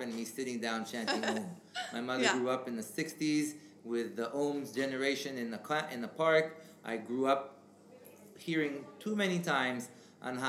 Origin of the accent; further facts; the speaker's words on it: Israel; English is a second language; moved away; I grew up in Israel and I have a Jewish background